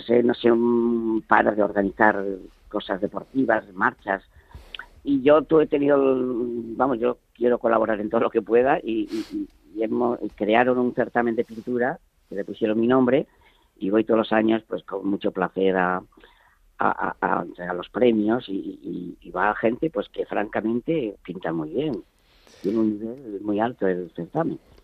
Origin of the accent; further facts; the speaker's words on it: San Esteban de la Sierra, Castile and León, Spain; moved away; yo de pequeñito, cuando vivía en mi pueblo